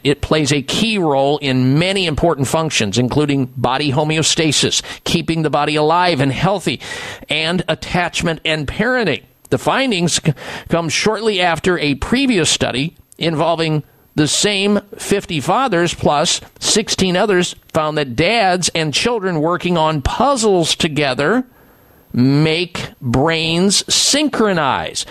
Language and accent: English; Midwest, United States; growing up in the Midwest